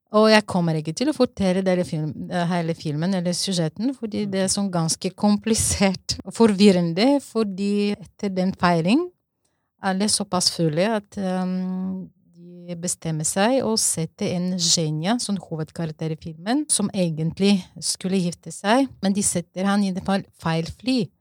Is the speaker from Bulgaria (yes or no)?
yes; Bulgaria; Norwegian is a second language; now in Norway; Jeg er opprinnelig fra Bulgaria, og så jeg har vokst i en sosialistisk land